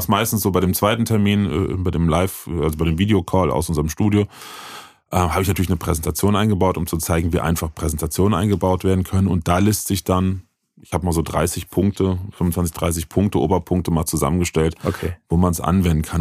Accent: Bitburg, Rhineland-Palatinate, Germany; Ich komme gebürtig aus Bitburg witzigerweise, da wo das Bier herkommt.

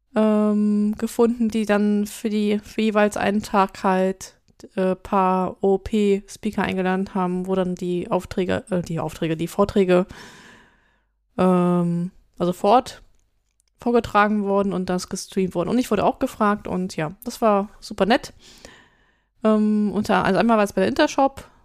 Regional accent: Düsseldorf, North Rhine-Westphalia, Germany; ich habe meine Jugend und meine wilde Zeit auch eher in Düsseldorf verbracht als in Köln

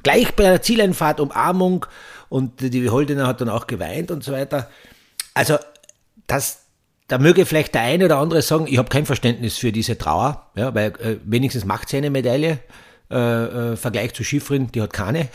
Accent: Austria; bei uns in Österreich

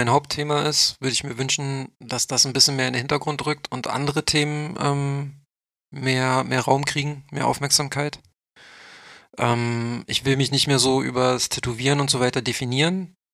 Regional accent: Berlin, Germany; ich komme ja nur aus Neukölln. Ich habe ja nicht studiert. Ich habe ja nur mein Fachabi auf dem OSZ nachgemacht

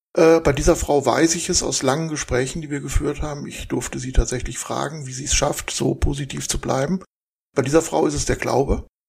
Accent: Essen, North Rhine-Westphalia, Germany; also born or lived in Saarland; now in Krefeld, Germany; bin da geboren, bin dann in Essen im Ruhrgebiet aufgewachsen

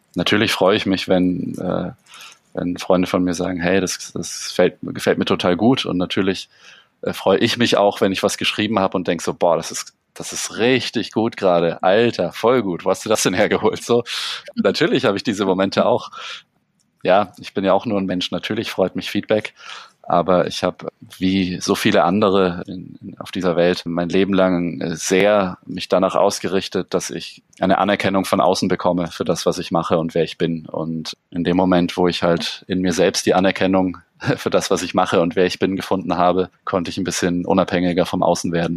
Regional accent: Allgäu, Bavaria, Germany; moved away as an adult; now in Munich, Germany; Ich bin ja auch im, im Allgäu geboren und lebe jetzt seit 13 Jahren mit, mit kleinen Unterbrechungen in München

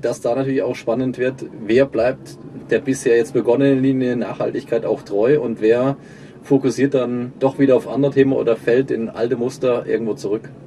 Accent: Germany; Wir sind in Deutschland Jahrzehnte mit aufgewachsen

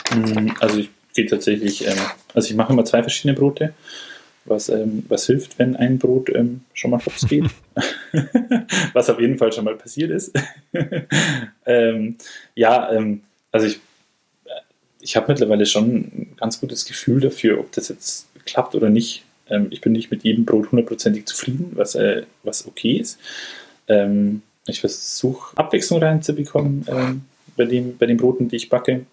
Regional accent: Munich, Bavaria, Germany; also born or lived in Freiburg; ich komme aus dem Münchner Norden

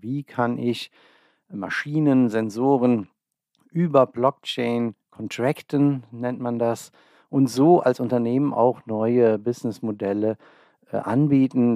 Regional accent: Olsheim, Rhineland-Palatinate, Germany; moved away as an adult; also born or lived in Trier / Bonn; now in Ober-Olm, Germany; Ich komme ursprünglich aus der Eifel, einem kleinen Ort namens Olsheim

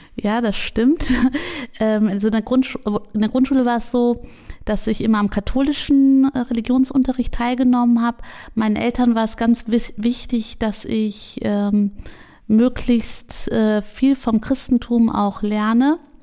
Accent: Jülich, North Rhine-Westphalia, Germany; Und jetzt bin ich in Jülich aufgewachsen

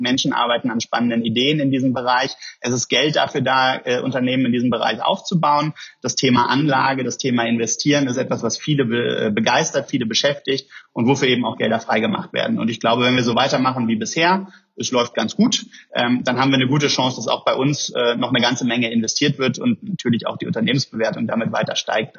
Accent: Germany; wir haben in Deutschland

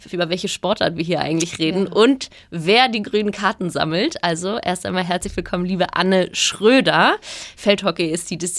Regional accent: Hamburg, Germany; moved away as an adult; Dieses Mal aus meiner Heimat Hamburg. Hier habe ich nicht nur die ersten 19 Jahre meines Lebens verbracht

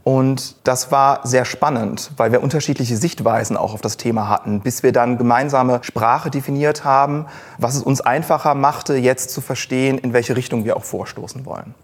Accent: Cologne, North Rhine-Westphalia, Germany; moved away as an adult; gebürtiger Kölner, habe hier auch studiert

